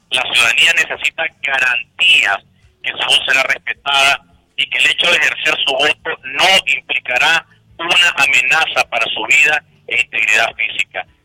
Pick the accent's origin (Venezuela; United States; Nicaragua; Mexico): Nicaragua